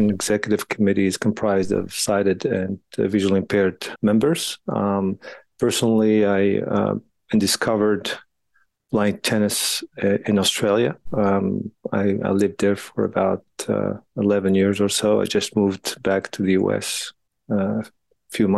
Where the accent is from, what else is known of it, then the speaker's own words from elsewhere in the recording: Morocco; moved away as an adult; also born or lived in France; now in United States; I grew up in Morocco and then got the opportunity to play tennis a little bit there